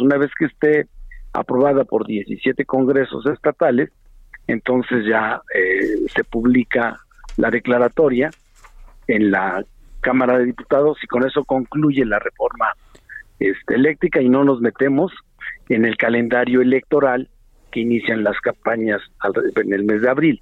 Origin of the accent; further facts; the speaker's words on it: Mexico; la de Morena como mexicanos, como legisladores